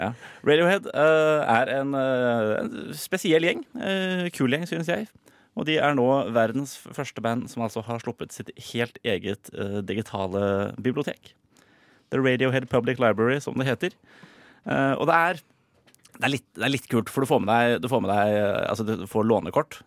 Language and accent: Norwegian; Oslo, Norway; som nordmann og osloboer